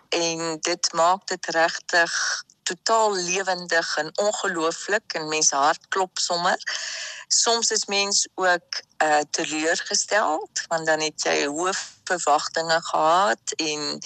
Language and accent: Afrikaans; Free State, South Africa; now in France; En ek is gebore in Suid-Afrika. So die ons ander kinders, ons vier kinders is almal in Suid-Afrika gebore. So ek is 'n Suid-Afrikaner